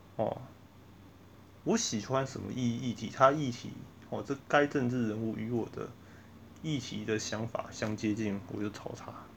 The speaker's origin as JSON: {"language": "Chinese", "country": "Taiwan", "said": "我们台湾人"}